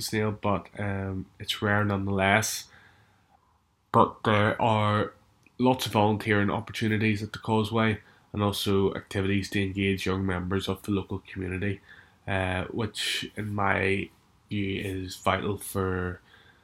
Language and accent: English; Strangford Lough, Northern Ireland, United Kingdom; growing up on Strangford Lock, same place where I've grown up